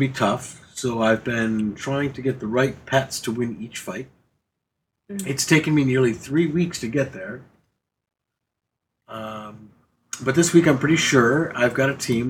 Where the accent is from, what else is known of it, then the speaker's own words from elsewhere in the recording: England, United Kingdom; I'm 39. I'm from England and have been playing WoW since just before BC came out.